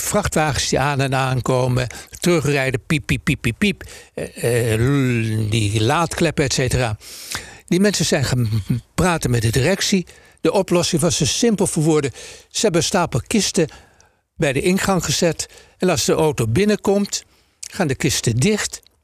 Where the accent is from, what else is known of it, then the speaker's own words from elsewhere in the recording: Amsterdam, North Holland, Netherlands; we zijn geboren en getogen in Amsterdam